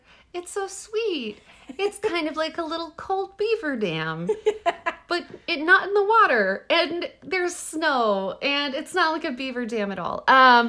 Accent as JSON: {"language": "English", "region": "Texas", "country": "United States", "said": "So I'm from Texas"}